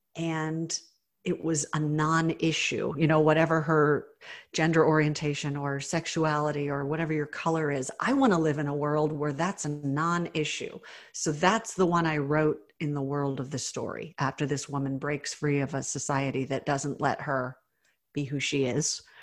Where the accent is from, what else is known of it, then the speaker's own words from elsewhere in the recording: the South, United States; I was raised in the South